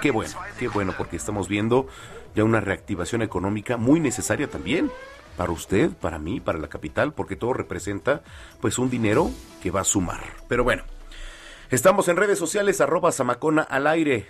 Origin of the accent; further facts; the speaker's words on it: Mexico; el mexicano gritamos, nos emocionamos, en cualquier estadio alentamos